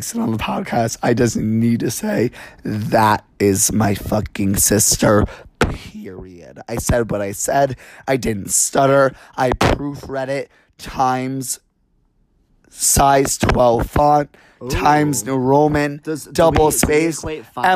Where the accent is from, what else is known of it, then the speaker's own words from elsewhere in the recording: New York City, New York, United States; I'm from New York, like, I would take the subway to high school and see drag queens